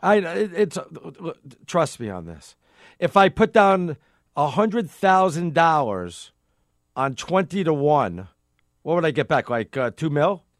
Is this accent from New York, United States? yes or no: yes; New York, United States; I'm a New Yorker